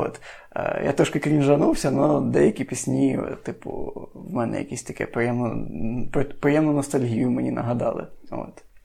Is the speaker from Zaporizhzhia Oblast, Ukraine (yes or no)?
no; Lviv Oblast, Ukraine; я з Львівської області